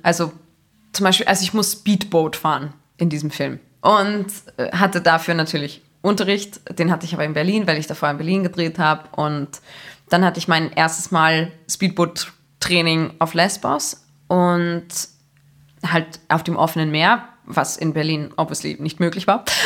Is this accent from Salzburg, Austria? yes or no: yes; Salzburg, Austria; gerade als Salzburgerin